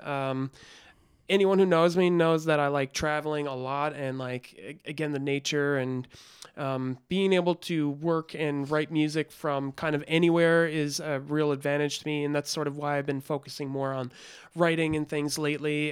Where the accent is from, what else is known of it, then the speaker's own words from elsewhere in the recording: Newfoundland and Labrador, Canada; now in Toronto, Canada; I was from Newfoundland